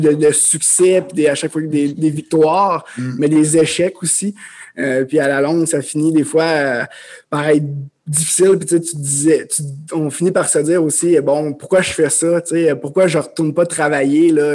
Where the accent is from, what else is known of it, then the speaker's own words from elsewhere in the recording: Amos, Quebec, Canada; moved away as an adult; je suis un, jeune homme originaire de l'Abitibi-Témiscamingue. Donc, euh, je viens d'Amos. j'ai grandi là